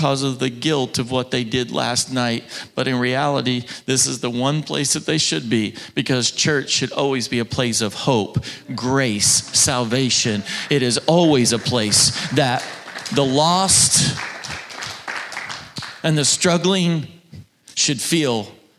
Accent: Oklahoma, United States; moved away; my home state, about 30 minutes from where I grew up, that my mom and dad still

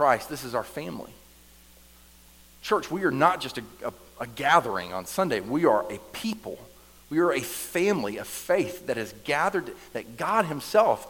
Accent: the South, United States; I grew up here in the South

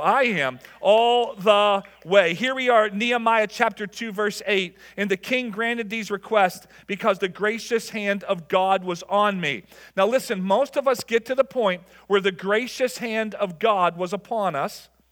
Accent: Level Green, Pennsylvania, United States; I grew up in Level Green, and, and, and going to Kennywood

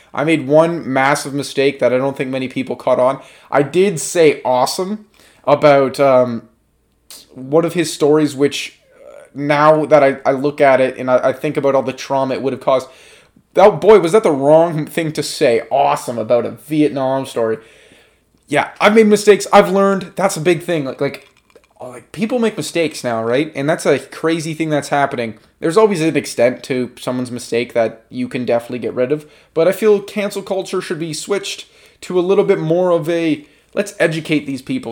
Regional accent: Canada

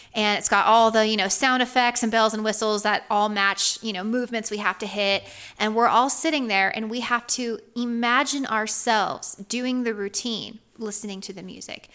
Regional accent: Georgia, United States; I'm from Georgia

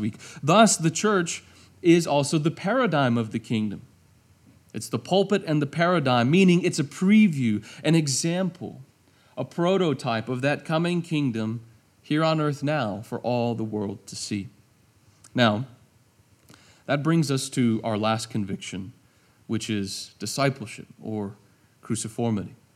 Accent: United States; I'm an American

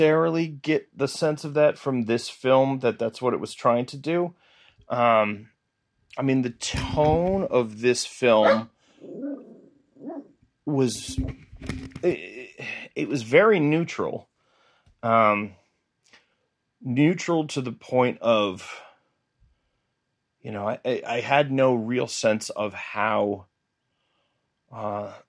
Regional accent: New England, United States; growing up in New England

